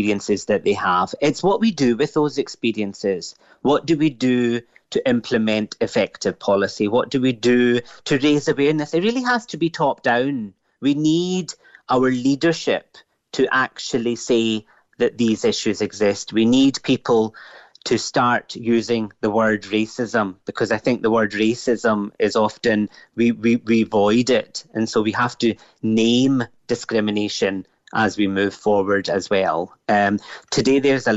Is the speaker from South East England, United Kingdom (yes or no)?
no; Glasgow, Scotland, United Kingdom; also born or lived in Pakistan (ancestry); now in Cork, Ireland; My parents came from Pakistan, as you know, in the 1960s to the UK and settled in Glasgow. You know, I'm this dazzling mix of what would be understood as Pakistani and Scottish and now in Ireland.